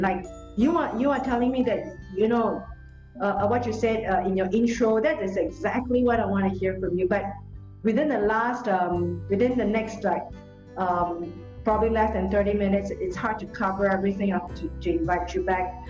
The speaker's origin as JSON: {"language": "English", "country": "Singapore", "said": "in Singapore, except we don't have forests"}